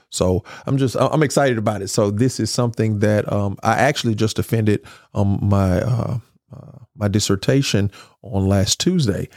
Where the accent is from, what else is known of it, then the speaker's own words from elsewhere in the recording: Grenada, Mississippi, United States; I'm from Grenada